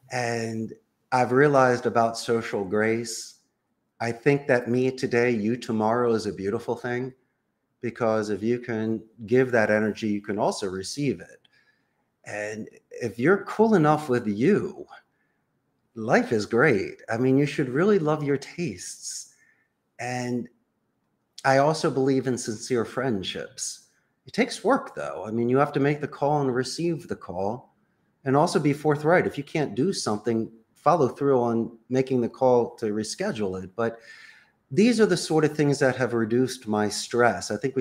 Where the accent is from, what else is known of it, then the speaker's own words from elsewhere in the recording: Philadelphia, Pennsylvania, United States; moved away as an adult; now in Costa Rica; I'm from Philadelphia. I live in Costa Rica.